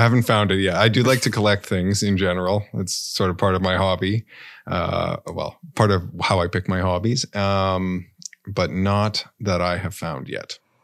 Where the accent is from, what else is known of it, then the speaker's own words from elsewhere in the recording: Canada; as a Canadian citizen